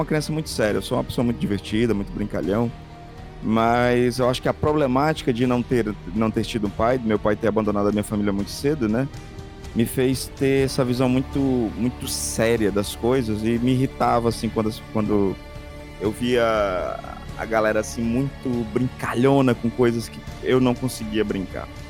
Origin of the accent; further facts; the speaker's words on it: Fortaleza, Ceará, Brazil; eu sou nascido e eu sou nascido e criado no Mucuripe